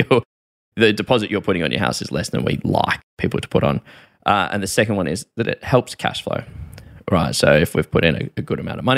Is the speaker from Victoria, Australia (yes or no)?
yes; Melbourne, Victoria, Australia; I'm from Melbourne